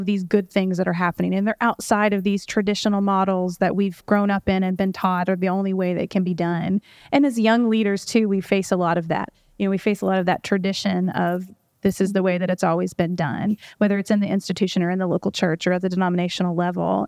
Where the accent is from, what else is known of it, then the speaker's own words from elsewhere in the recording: Louisville, Kentucky, United States; I grew up here in Louisville